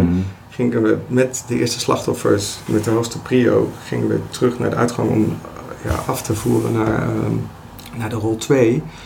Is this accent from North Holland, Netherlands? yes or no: no; Delft, South Holland, Netherlands; now in Rijswijk, Netherlands; ik woon in Rijswijk, eh, geboren in Delft.